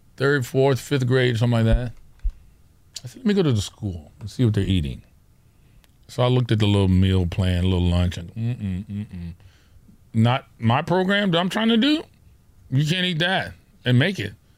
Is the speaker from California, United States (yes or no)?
yes; Orange County, California, United States; we're from Orange County. Those of you who don't know where that is, it's, it's, it's suburbia